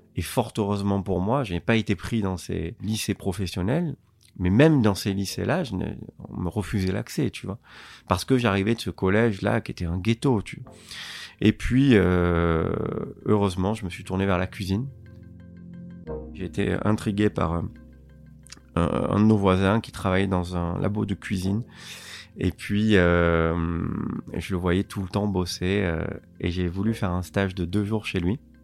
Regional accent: Marseille, Provence-Alpes-Côte d'Azur, France; Je suis né dans une cité euh, à Marseille qui s'appelle euh, Félix Piat

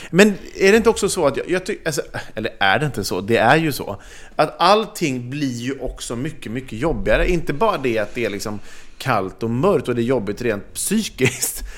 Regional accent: Sweden; oss som är svenskar

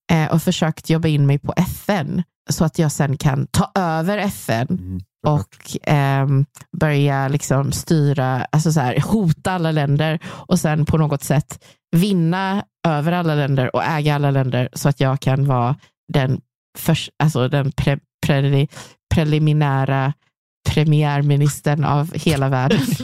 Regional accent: Gothenburg, Västra Götaland, Sweden; accent: göteborgska; jag har fortfarande min göteborgska

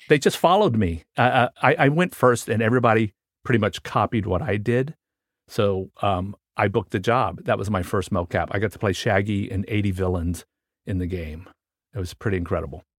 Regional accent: Washington, District of Columbia, United States; I grew up in Washington, D C

